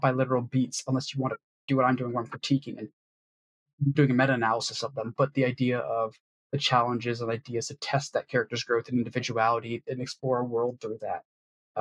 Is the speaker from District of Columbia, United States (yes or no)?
yes; Washington, District of Columbia, United States; from D.C.